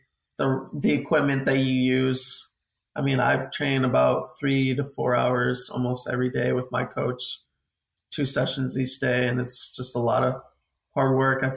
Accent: San Antonio, Texas, United States; I'm from San Antonio, Texas, training full time

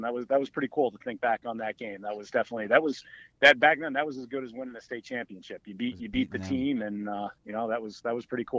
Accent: Liverpool, New York, United States; So I grew up in upstate New York. I grew up in Liverpool, and one of our main rivals up there was West Genesee.

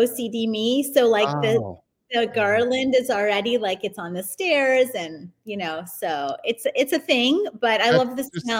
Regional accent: Windsor, Ontario, Canada; now in United States; So I was born and raised in Windsor, Ontario, Canada, which is a small city, basically just across the creek, we call it, from Detroit, Michigan. So I always have had sort of an American influence, honestly, on our upbringing, coming from that border city.

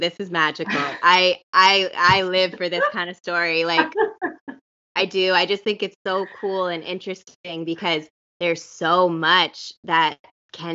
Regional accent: East Coast of Canada, Canada; moved away as an adult; also born or lived in Australia; now in Vancouver, Canada; But now I'm in Vancouver and I'm originally from the East Coast of Canada.

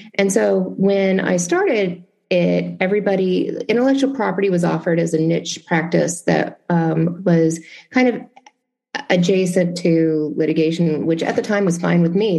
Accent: Memphis, Tennessee, United States; moved away; my hometown of Memphis

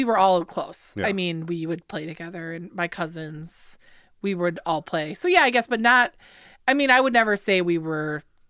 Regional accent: Lake Orion, Michigan, United States; Born and raised. My mom actually was born and raised in Lake Orion.

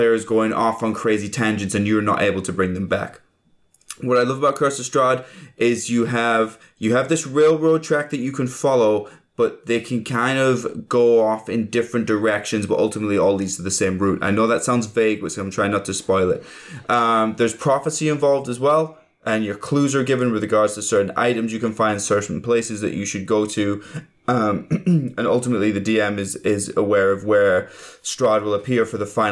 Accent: England, United Kingdom; I'm English.

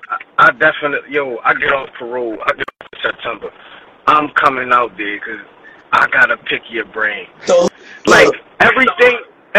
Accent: Philadelphia, Pennsylvania, United States; I'm from Philly. I was living in another place.

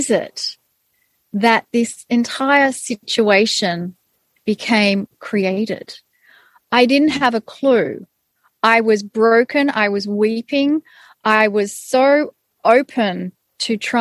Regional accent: Australia; I was born in Australia. I had Hungarian parents who immigrated to Australia. So I was born up in a Hungarian culture, but then got immersed into being Australian.

